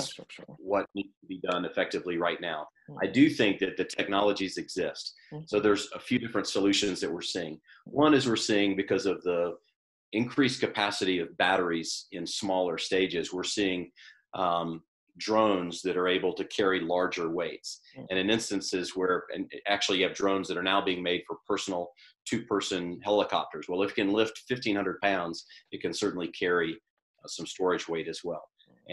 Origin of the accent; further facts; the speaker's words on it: the South, United States; I grew up in the South